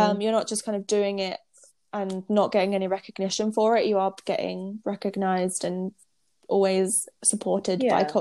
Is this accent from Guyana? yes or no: no; United Kingdom; moved away; we're British